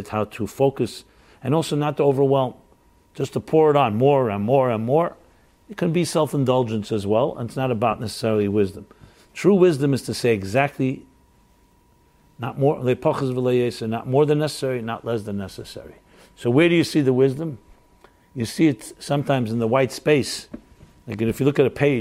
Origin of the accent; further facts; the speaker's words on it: New York City, New York, United States; I'm a New Yorker